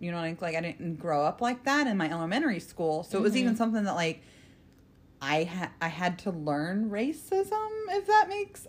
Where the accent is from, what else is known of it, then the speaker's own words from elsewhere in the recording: South Bend, Indiana, United States; also born or lived in Florida; So when I started kindergarten, it was Northern Indiana. I lived in South Bend with that's where my stepdad was when my mom got remarried.